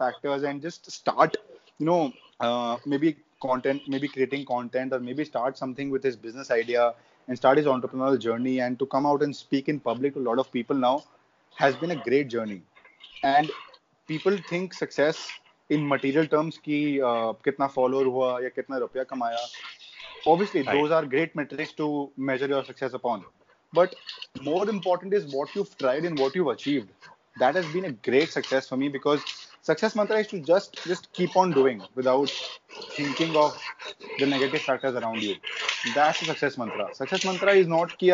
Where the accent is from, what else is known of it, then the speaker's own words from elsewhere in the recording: India; as Indian kids, we all play cricket from our childhood days